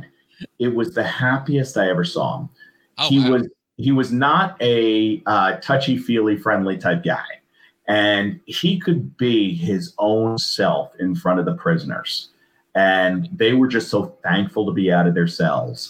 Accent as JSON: {"language": "English", "town": "Hazlet", "region": "New Jersey", "country": "United States", "tie": "born or raised there", "moved": "as an adult", "lives_now": "Northern Virginia, United States", "said": "I grew up on Middle Road. And Middle Road was, that's where you, Middle Road in Hazlitt"}